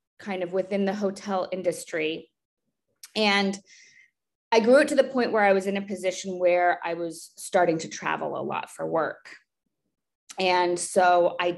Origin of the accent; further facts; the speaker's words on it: East Coast, United States; moved away as an adult; now in Texas, United States; I moved from the East Coast. I'm an East Coast girl myself.